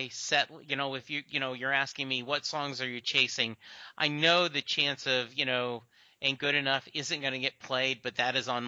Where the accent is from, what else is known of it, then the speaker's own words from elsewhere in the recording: New Jersey, United States; It's like I'm from Jersey, right?